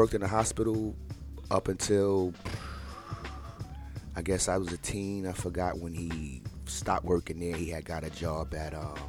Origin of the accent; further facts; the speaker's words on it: New York City, New York, United States; I was born and raised in Brownsville, Ocean Hill, Brownsville. I grew up in Cephalo Projects.